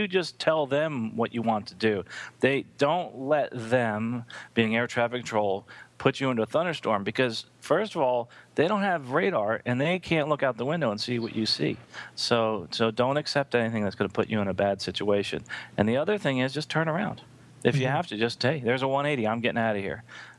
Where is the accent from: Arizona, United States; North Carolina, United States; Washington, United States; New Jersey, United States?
New Jersey, United States; moved away; I grew up in New Jersey